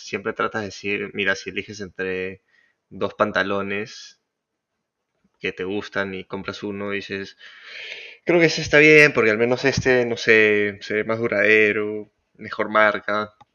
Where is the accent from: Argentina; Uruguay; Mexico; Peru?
Peru